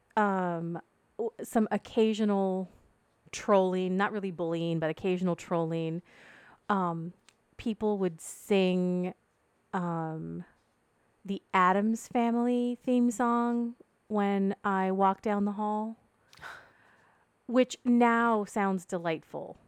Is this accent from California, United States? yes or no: yes; Ventura County, Southern California, United States; I grew up in Southern California. Um, it's a town that's kind of halfway between Santa Barbara and L A.